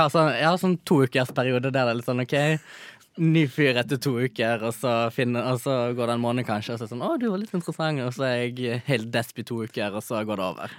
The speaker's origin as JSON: {"language": "Norwegian", "town": "Stord", "region": "Vestland", "country": "Norway", "moved": "yes", "lives_now": "Oslo, Norway", "said": "jeg er fra Stord"}